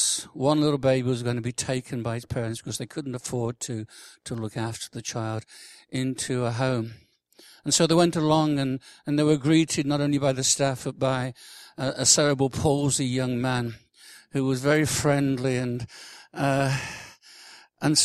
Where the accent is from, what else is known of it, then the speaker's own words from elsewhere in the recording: Birmingham, West Midlands, United Kingdom; now in Lincoln, United Kingdom; I'm from Lincoln. Originally from Birmingham, which is great. I love Birmingham